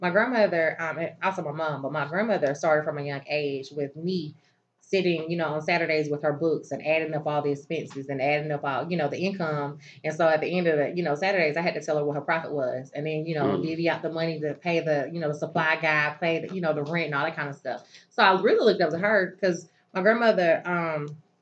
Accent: Phenix City, Alabama, United States; moved away as an adult; also born or lived in Columbus, Georgia; now in Tennessee, United States; I was born and raised in Phoenix City, Alabama. It's right across the bridge from Columbus, Georgia.

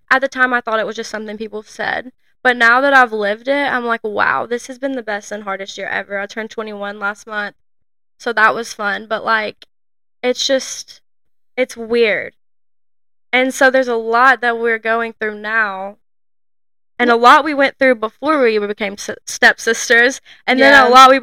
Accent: a town 20 minutes from Scottsboro, Alabama, United States; there's two red lights in our hometown

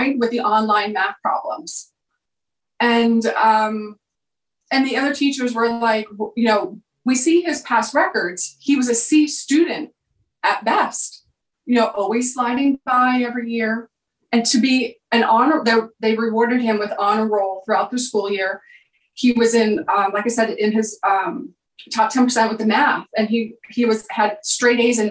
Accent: Bloomsburg, Pennsylvania, United States; I grew up in Pennsylvania in a small town called Bloomsburg

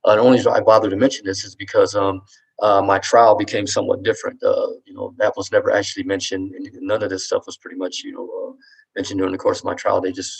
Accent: Ohio, United States; also born or lived in Colorado Springs; now in Colorado, United States; I'm originally from Ohio, but my father lived in Colorado Springs at the time, where I actually had lived some years before I went to high school in Colorado Springs.

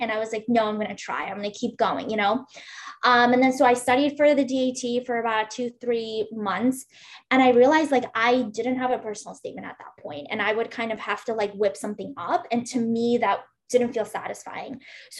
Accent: Uzbekistan; English is a second language; So for me, for example, I grew up in Uzbekistan and I speak Russian.

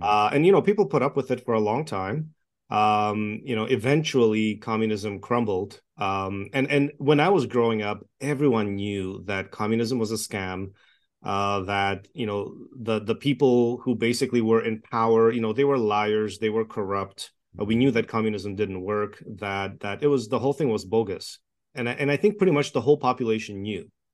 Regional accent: Toronto, Ontario, Canada; English is a second language; moved away as an adult; also born or lived in Czechoslovakia / Montreal, Canada; now in Edmonton, Canada; I grew up in Toronto. I was born in communist Czechoslovakia, escaped communism when I was young. Uh, we lived in a refugee camp for a year. I learned to speak English there. And grew up in Toronto

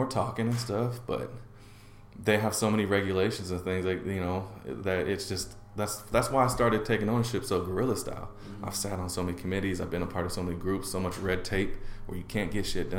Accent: Portland, Oregon, United States; growing up in Portland and being in Portland how much neighborhoods changed

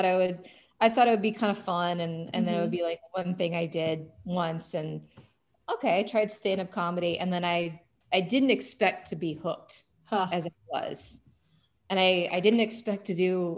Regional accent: Oklahoma City, Oklahoma, United States; moved away as an adult; also born or lived in Alaska; now in Phoenix, United States; I grew up in Oklahoma City, and I went to school in Norman, Oklahoma

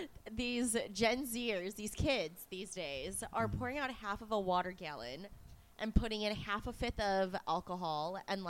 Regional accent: Detroit, Michigan, United States; moved away as an adult; now in Portland, United States; I'm from Detroit.

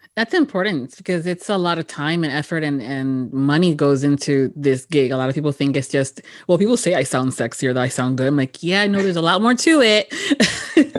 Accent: Miami, Florida, United States; born and raised in Miami

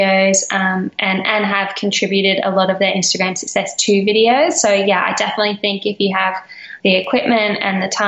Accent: Australia; for me being Australian

